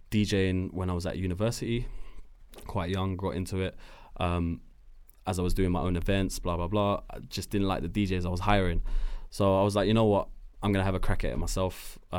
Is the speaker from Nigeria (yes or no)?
no; Morocco; Uh, been in Switzerland, Germany, France, uh, Morocco, my hometown.